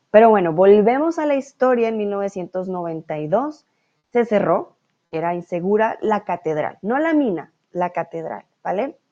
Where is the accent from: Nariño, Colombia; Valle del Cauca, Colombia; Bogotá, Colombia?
Bogotá, Colombia; Yo soy de Bogotá